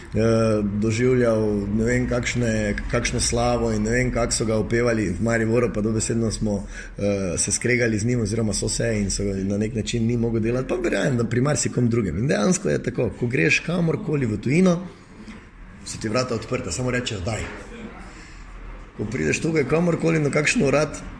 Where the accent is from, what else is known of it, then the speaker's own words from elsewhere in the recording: Maribor, Drava, Slovenia; kot Mariborčan ali pa kot nekdo, ki je iz Maribora, eh, pa dela, pa je uspešen v svojem delu